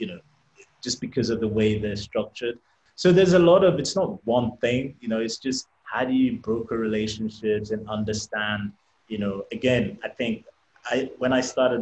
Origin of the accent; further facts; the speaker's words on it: England, United Kingdom; I'm Nigerian. I was brought up in England